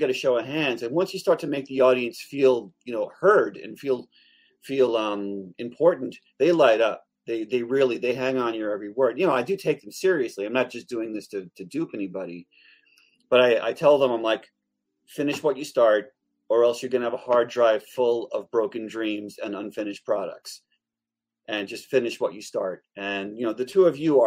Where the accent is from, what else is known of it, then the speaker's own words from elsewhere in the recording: Long Island, New York, United States; I grew up in Long Island, New York. We butcher the English language.